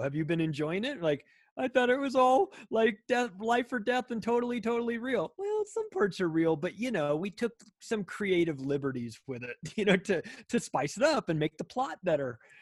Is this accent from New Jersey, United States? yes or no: no; Palm Springs, California, United States; moved away as an adult; also born or lived in Las Vegas, Nevada; now in Denver, United States; I grew up in Palm Springs, California